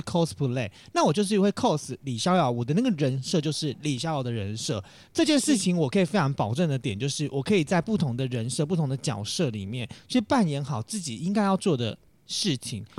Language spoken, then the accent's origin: Chinese; Taoyuan, Taiwan; also born or lived in Taipei; 土生土长在桃园平镇义民里三十多年哦